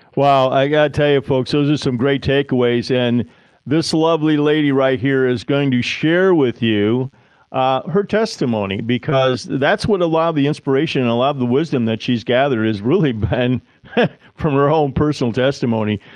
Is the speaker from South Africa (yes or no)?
no; Ohio, United States; my home state in Ohio